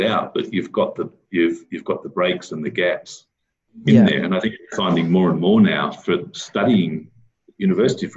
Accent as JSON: {"language": "English", "town": "Armidale", "region": "New South Wales", "country": "Australia", "tie": "born or raised there", "moved": "yes", "said": "I grew up in Armidale, which had a university town, and everybody there seemed to go on sabbatical leave"}